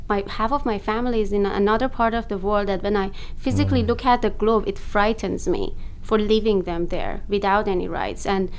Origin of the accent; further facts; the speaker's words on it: Ahvaz, Khuzestan, Iran; moved away as an adult; also born or lived in Abadan; now in Toronto, Canada; I was born there. I was born in Ahvaz. My dad was born in Abadan, but we lived in Abadan for a long time in Ahvaz as well.